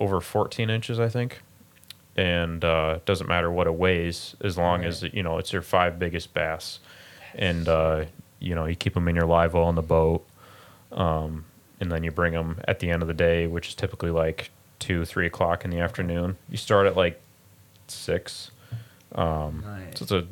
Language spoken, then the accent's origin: English; Plano, Illinois, United States; also born or lived in Sandwich, Illinois; I grew up in Plano, and then we moved to Sandwich, and we've been there ever since